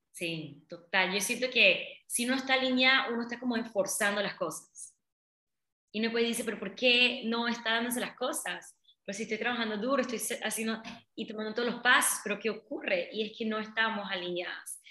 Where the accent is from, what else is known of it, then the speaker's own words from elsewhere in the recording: Colón, Panama; yo nací en Panamá, en, Colón, pero mi papá son de la India